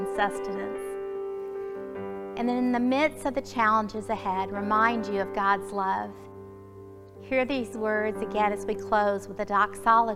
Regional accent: Alabama, United States; now in Springfield, United States; growing up in Alabama

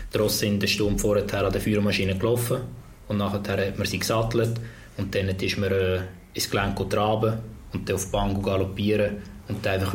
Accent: Switzerland; Im Ausland schon bei uns in der Schweiz ist es gerade umgekehrt.

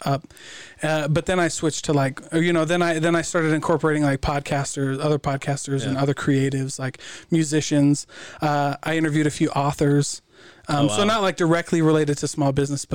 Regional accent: Iowa, United States; moved away; I'm from Iowa

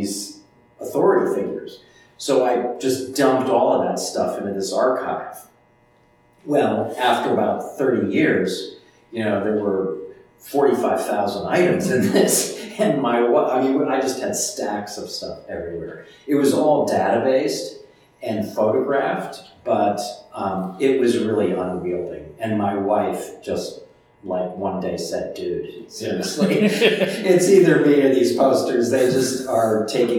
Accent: Chicago, Illinois, United States; I'm from Chicago

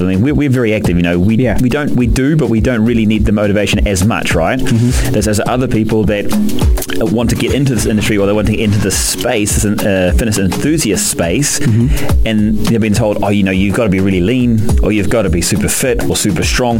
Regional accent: New Zealand; being a Kiwi

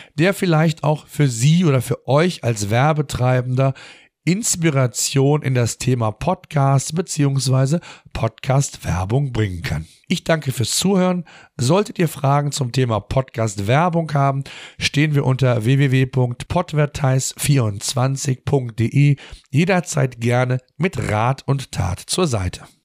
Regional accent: Germany; bei uns in Deutschland

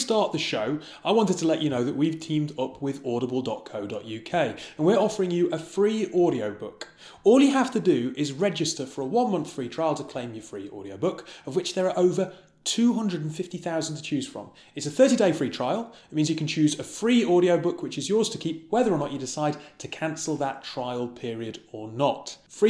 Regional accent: Bedlington, North East England, United Kingdom; moved away; also born or lived in Newcastle; Bedlington, the town that I grew up in Northumberland.

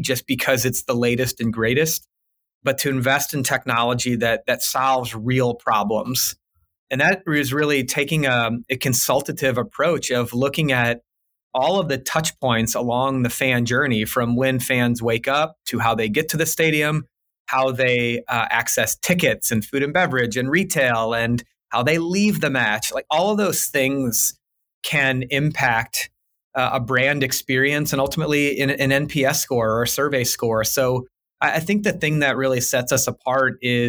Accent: St. Louis, Missouri, United States; I'm born and raised in St. Louis

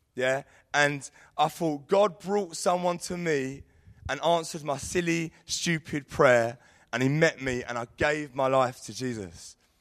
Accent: Sidcup, London, United Kingdom; moved away as an adult; Sid Cup. That's where I grew up.

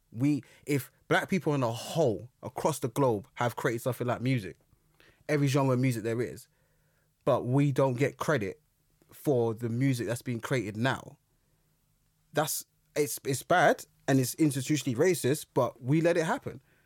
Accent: London, United Kingdom; I grew up in Brixton

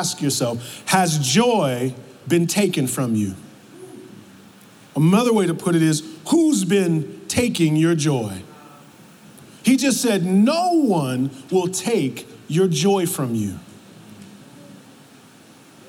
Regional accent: New York, United States; moved away; also born or lived in the South; I'm from New York

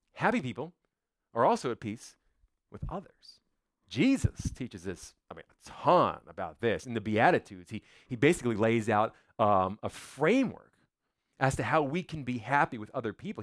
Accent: United States; I was born in America, which means I'm an American

